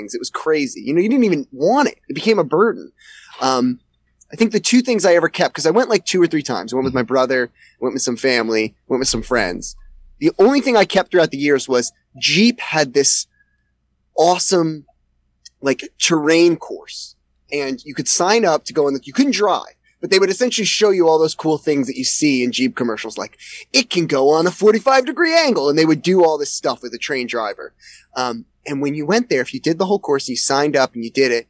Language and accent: English; around New York City, United States; I grew up around New York City